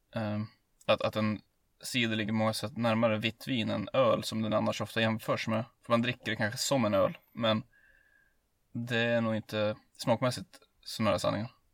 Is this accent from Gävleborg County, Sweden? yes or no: yes; Hälsingland, Gävleborg County, Sweden; hemma i Hälsingland